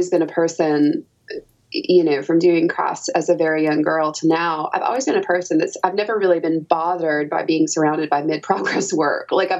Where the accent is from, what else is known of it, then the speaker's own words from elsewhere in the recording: Knoxville, Tennessee, United States; I grew up in Knoxville, Tennessee, where I was attending the University